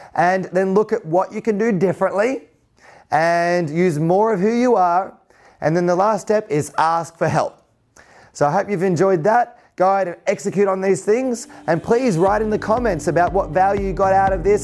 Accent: Central Coast, north of Sydney, New South Wales, Australia; I grew up on the Central Coast, about two hours north of Sydney

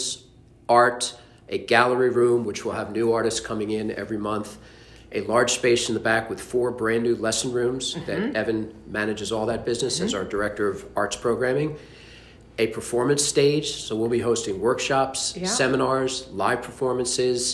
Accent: Delaware County, Pennsylvania, United States; also born or lived in Red Hill, Pennsylvania; now in Gilbertsville, United States; Grew up in Delaware County.

